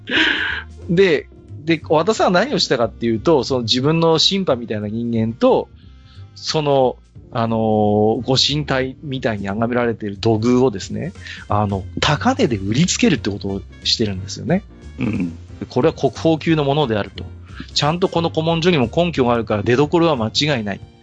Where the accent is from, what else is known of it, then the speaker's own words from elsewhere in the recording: Tohoku, Japan; ちょっと悲しい東北人